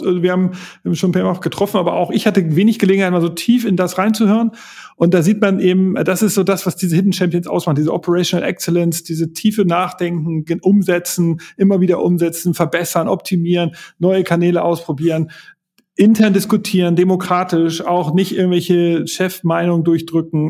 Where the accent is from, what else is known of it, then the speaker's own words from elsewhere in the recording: Hamburg, Germany; ich bin Hamburger